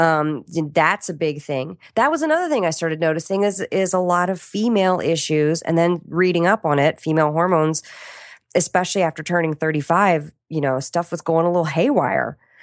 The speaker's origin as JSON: {"language": "English", "town": "Washington", "region": "District of Columbia", "country": "United States", "said": "I'm from Washington, D C."}